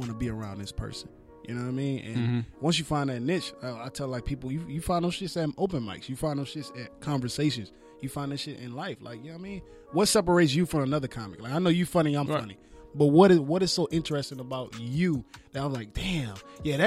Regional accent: Baton Rouge, Louisiana, United States; now in Los Angeles, United States; I'm from Baton Rouge, Louisiana, man. Born and raised, moved out here in L.A. in 2006 after Hurricane Katrina

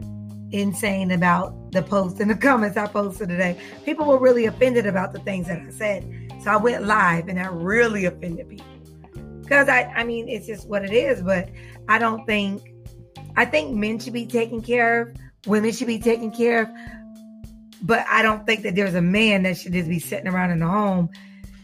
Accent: the South, United States; I'm from the South

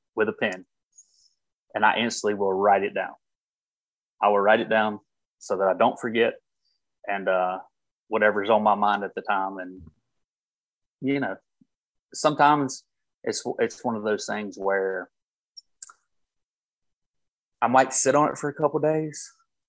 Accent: North Carolina, United States; growing up in North Carolina

